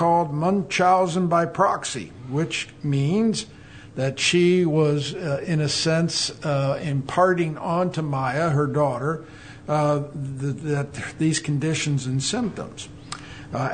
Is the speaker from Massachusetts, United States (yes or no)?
no; Maryland, United States; I was born in Maryland.